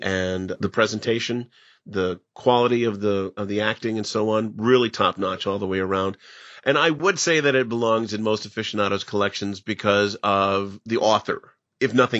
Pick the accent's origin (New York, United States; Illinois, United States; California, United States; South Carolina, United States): Illinois, United States; Pekin; my hometown